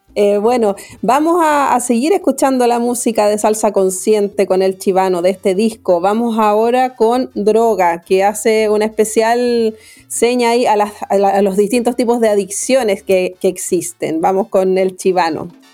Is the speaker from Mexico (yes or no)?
no; Chile; nuestro país